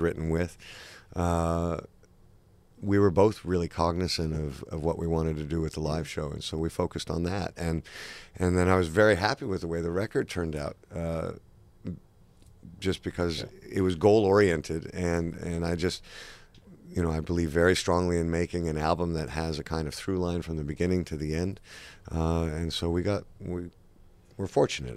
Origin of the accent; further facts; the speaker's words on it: Toronto, Ontario, Canada; also born or lived in London / Los Angeles; I was born in London, and uh, for a brief moment in time, my mom and dad moved to Los Angeles, and me and my twin sister and my older brother lived there. And then they split up, and then my mom and my sister and I moved to Canada, and Toronto is where I grew up.